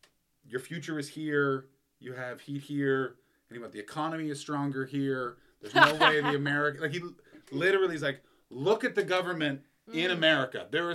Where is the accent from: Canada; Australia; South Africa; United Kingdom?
Canada; moved away as an adult; now in Los Angeles, United States; He's like, where are you from? And I'm like, Canada.